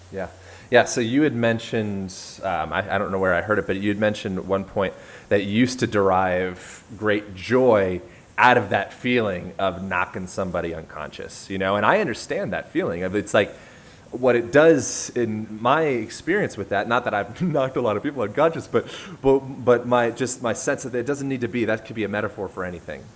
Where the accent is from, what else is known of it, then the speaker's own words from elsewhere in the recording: United States; I'm an American